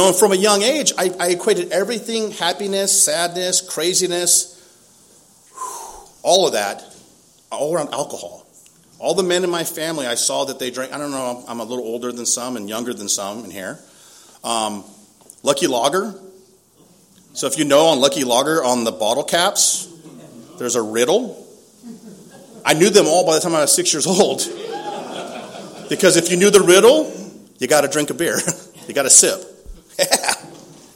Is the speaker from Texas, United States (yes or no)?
no; Lakeside, California, United States; Growing up in Lakeside, I grew up in a really close, functional, dysfunctional family.